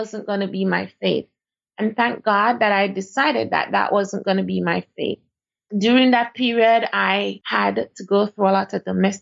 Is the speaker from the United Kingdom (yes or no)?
no; Jamaica; moved away as an adult; now in Dubai, United Arab Emirates; I am from Jamaica.